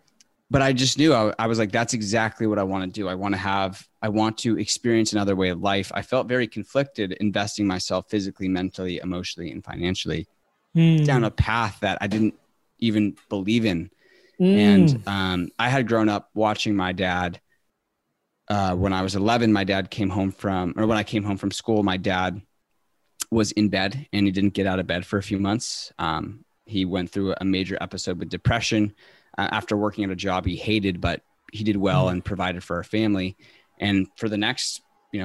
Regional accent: San Diego, California, United States; I'm from San Diego, California. And I grew up in a community where it's work hard

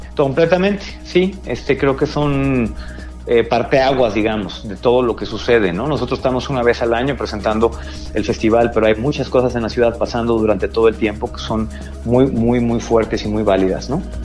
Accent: Mexico; como mexicanos pues tenemos mucho que presumir

